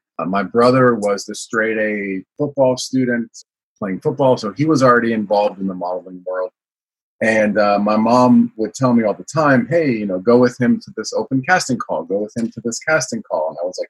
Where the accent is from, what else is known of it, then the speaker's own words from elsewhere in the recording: Milan, Lombardy, Italy; also born or lived in United States; I always say I was born in the United States, but I grew up in Milan, Italy